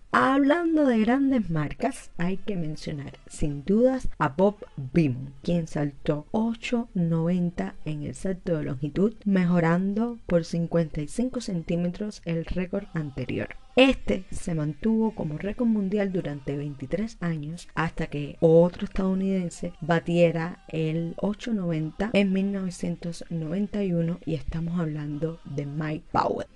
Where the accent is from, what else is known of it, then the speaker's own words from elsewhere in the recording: Cuba; estaba muy orgullosa como cubana